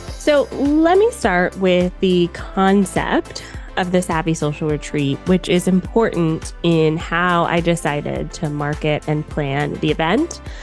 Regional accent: United States; moved away as an adult; now in Canada; I was born and spent most of my life in the U S

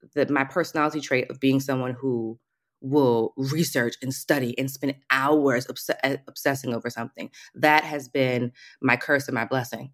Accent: Alexandria, Virginia, United States; moved away as an adult; also born or lived in Washington, D.C.; now in Paris, France; I'm originally from D C, you know, D and V, Virginia. So, lived in D C, lived in Virginia most of my life. Alexandria, Virginia, so right outside of D C.

